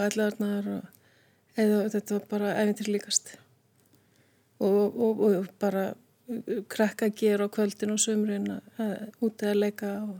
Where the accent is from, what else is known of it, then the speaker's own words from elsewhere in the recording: Reykjavík, Capital Region, Iceland; ég er reykjökingur, Ólstupi Breiðaltunu, krakka gerunu þar